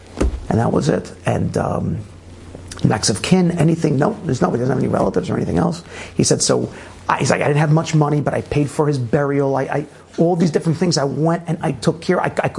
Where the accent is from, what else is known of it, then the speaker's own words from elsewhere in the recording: New York City, New York, United States; I grew up in Brooklyn, you know, representing all that stuff.